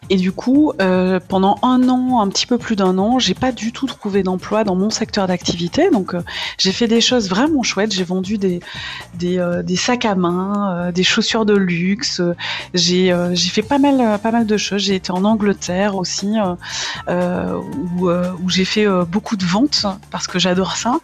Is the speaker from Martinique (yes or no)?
yes; Martinique; moved away as an adult; now in Nord, France; je suis originaire de la Martinique, ça fait 14 ans que je suis euh, dans le Nord